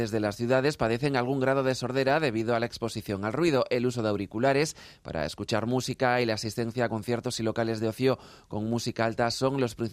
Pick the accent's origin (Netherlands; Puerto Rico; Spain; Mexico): Netherlands; Spanish is a second language; Yo soy de Holanda y bueno, yo tengo algunas amigas mías que están aquí de Badajoz